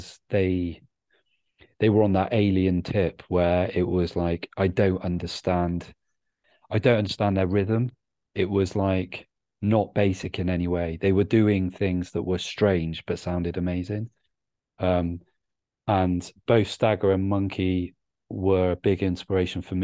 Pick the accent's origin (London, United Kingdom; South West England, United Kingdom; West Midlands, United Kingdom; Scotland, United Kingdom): South West England, United Kingdom; Bristol; moved away as an adult; also born or lived in Cardiff; I'm from Bristol, but I spent good 4 years of my life immersed in the Cardiff hip hop scene when I was at university.